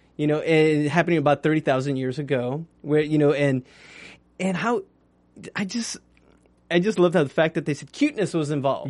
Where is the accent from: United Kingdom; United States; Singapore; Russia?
United States; New Mexico; I was raised in New Mexico